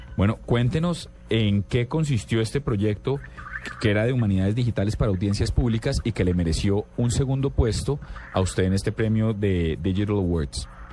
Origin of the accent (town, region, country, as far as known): Colombia